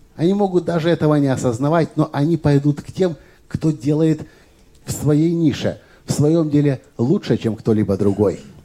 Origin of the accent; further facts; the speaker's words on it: Kyiv, Ukraine; в Киеве, откуда я родом, где я живу